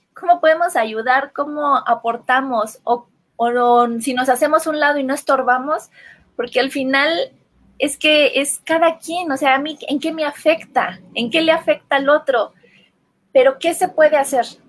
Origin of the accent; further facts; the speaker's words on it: Comitán, Chiapas, Mexico; En mi pueblo, en Comitán